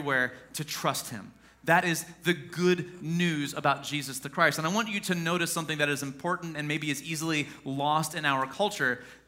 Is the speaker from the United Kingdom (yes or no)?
no; Mount Vernon, United States; I'm from Mount Vernon originally